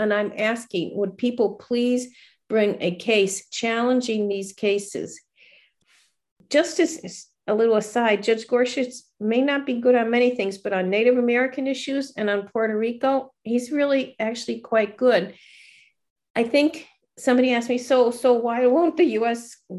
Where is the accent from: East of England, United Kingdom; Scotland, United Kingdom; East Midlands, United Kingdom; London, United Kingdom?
Scotland, United Kingdom; I'm Scottish.